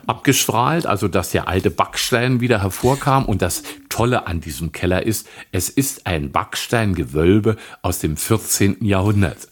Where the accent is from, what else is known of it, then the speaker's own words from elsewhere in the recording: Wittenberge, Brandenburg, Germany; Ich bin 1952 in Wittenberge in der Prignitz geboren noch hier lebend